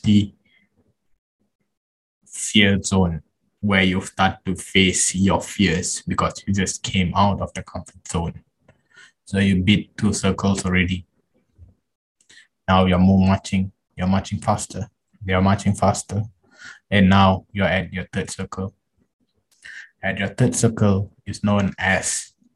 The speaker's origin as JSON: {"language": "English", "country": "Malaysia", "said": "I'm Malaysian"}